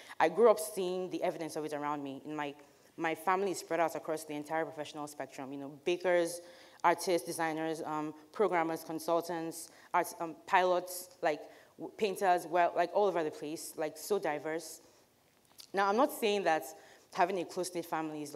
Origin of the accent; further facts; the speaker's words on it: Aba, Abia, Nigeria; growing up in Nigeria, as a Nigerian girl going to college